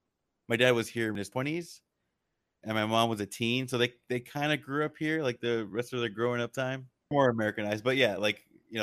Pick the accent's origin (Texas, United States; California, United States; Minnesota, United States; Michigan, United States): California, United States; I was born and raised here in Southern California, but my parents were from Iran.